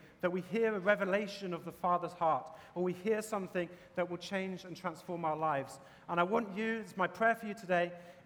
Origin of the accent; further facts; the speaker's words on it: England, United Kingdom; now in Boston, United States; As you can probably tell from my accent, I'm from England